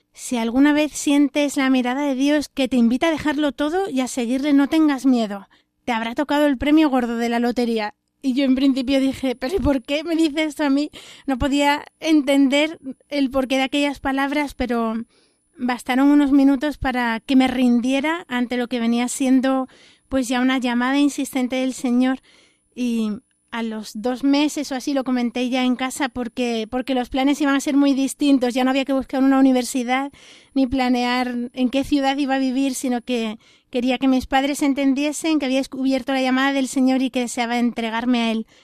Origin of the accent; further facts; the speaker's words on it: Jerez de la Frontera, Andalusia, Spain; moved away; soy de Jerez de la Frontera, Cádiz